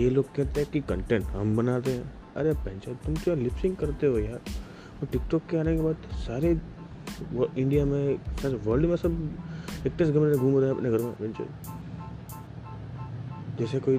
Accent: Gujarat, India; basically मैं गुजरात से हूँ तो गुजरात में इन लोगों ने सिस्टम डाला हुआ है

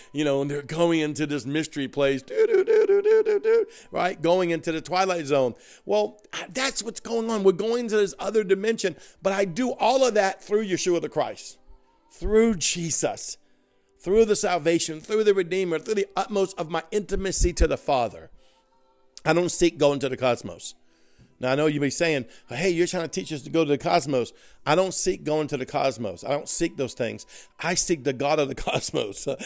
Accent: Cajun, Louisiana, United States; accent: Cajun; I'm Cajun

